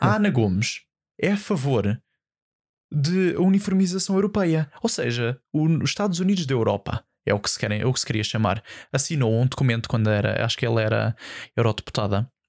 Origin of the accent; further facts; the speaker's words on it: Almada, Lisbon, Portugal; eu sou da Almada